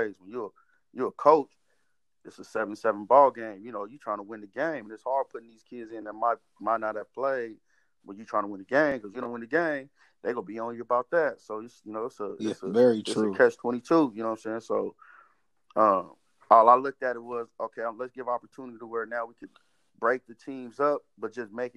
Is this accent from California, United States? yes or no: yes; Fresno, California, United States; growing up in Southwest Fresno